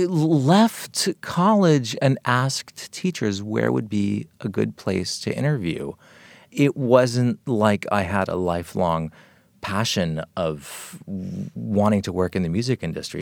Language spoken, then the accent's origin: English; Los Angeles, California, United States; growing up in Los Angeles in the seventies, it was a really special place